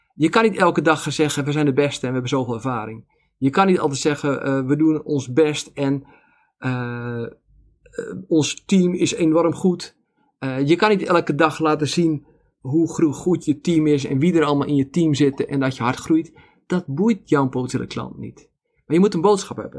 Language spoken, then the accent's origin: Dutch; Zaanstreek, North Holland, Netherlands; now in Veluwe, Netherlands; ik ben in de Zaanstreek opgegroeid